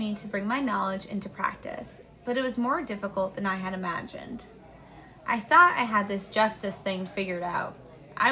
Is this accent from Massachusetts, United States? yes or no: yes; Braintree, Massachusetts, United States; my world did open up beyond my hometown of Braintree, Massachusetts